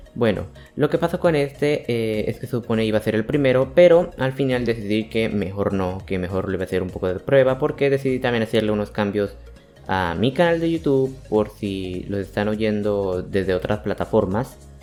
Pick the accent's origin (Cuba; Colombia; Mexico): Colombia; Santander; vivo en Colombia, Santander para ser precisos, o sea, soy un cachaco